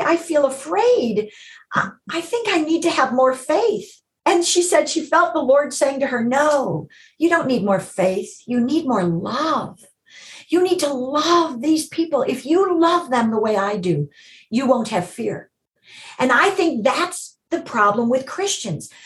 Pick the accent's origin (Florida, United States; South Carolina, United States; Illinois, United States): Illinois, United States; Chicago; moved away as an adult; now in Los Angeles, United States; I grew up in Chicago in a home where we went to church